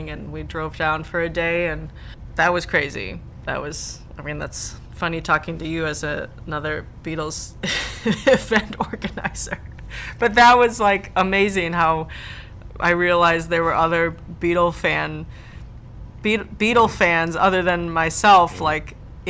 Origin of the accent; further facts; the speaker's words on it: Madison, Wisconsin, United States; I'm from Madison, Wisconsin.